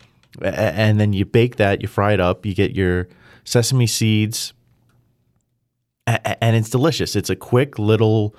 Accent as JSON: {"language": "English", "region": "New Jersey", "country": "United States", "tie": "born or raised there", "said": "growing up in Jersey"}